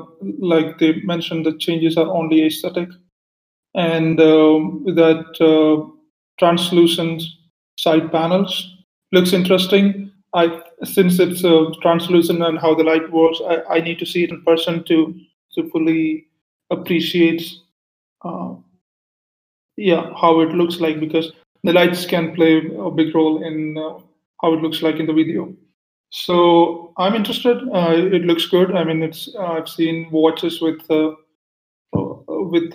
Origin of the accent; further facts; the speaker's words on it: Kerala, India; moved away as an adult; now in Kuala Lumpur, Malaysia; I'm from Kerala. So I'm living in Kuala Lumpur right now.